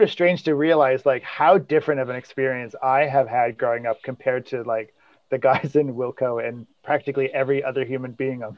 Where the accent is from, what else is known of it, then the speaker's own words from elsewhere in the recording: Atlantic Highlands, New Jersey, United States; also born or lived in Glen Ridge, New Jersey; I was born in Glen Ridge, New Jersey, so just across from Manhattan. And then my parents moved to Atlantic Highlands